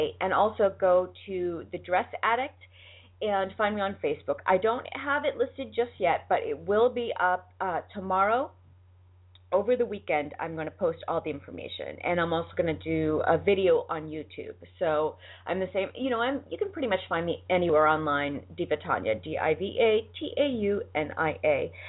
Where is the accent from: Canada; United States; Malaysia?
United States; Boston, Massachusetts; accent: Boston; now in Los Angeles, United States; My Boston accent is slipping out. I'm telling you, since I married my husband, I didn't have a Boston accent the whole time I lived in Boston. Now that I'm in L.A., I have a worse Boston accent now that I'm here